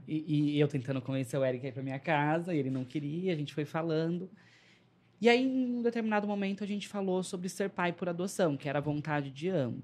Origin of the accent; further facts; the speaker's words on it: São Paulo, Brazil; also born or lived in São Bernardo do Campo; eu sou de lá, mas fui, cresci, eh, fui criado na Zona Leste de São Paulo